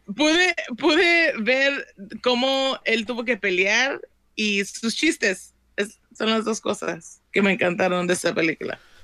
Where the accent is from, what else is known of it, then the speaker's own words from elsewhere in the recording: Compton, California, United States; Yo crecí en South Central, en Compton